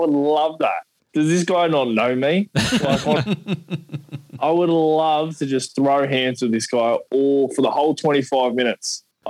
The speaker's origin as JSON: {"language": "English", "town": "Narellan", "region": "New South Wales", "country": "Australia", "said": "I'm from Triple X Fight Academy, mate, from the hard streets of Narellan."}